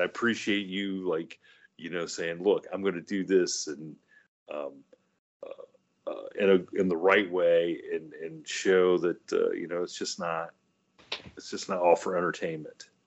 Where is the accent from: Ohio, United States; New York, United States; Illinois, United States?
Ohio, United States; growing up in Ohio